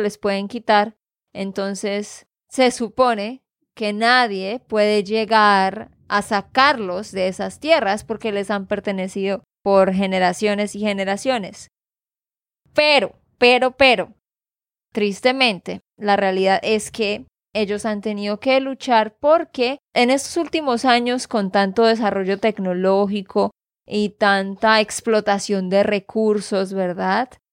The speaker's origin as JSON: {"language": "Spanish", "region": "Santander", "country": "Colombia", "said": "de Santander, Colombia"}